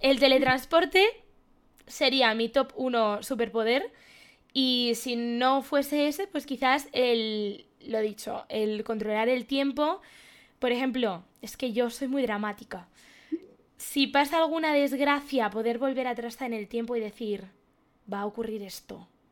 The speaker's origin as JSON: {"language": "Spanish", "town": "León", "region": "Castile and León", "country": "Spain", "said": "Yo soy de León"}